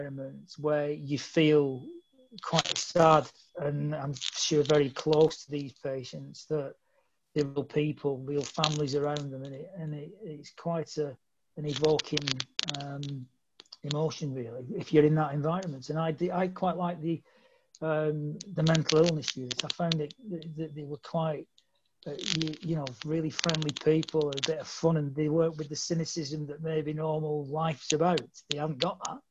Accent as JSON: {"language": "English", "town": "Bolton", "region": "North West England", "country": "United Kingdom", "tie": "born or raised there", "said": "I'm from Bolton, and Bolton's, you know, always fond memories of being in, brought up in that area."}